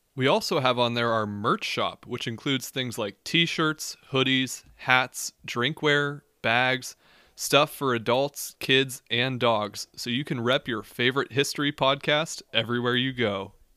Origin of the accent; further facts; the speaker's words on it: United States; as an American